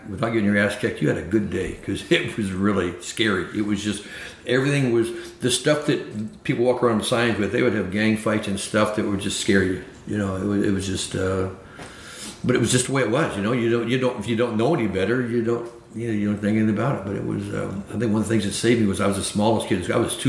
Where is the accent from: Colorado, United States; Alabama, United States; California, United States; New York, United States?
Alabama, United States; Florence; born there; Yeah, I was born in Florence, Alabama.